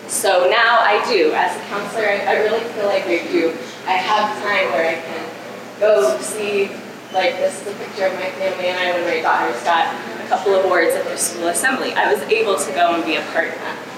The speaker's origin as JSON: {"language": "English", "area": "La Junta", "region": "Colorado", "country": "United States", "tie": "born or raised there", "said": "it's my hometown, it's my community"}